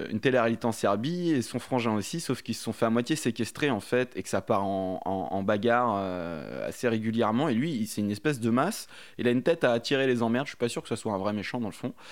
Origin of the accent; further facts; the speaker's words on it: Tours, Centre-Val de Loire, France; 32 ans, je viens de Tours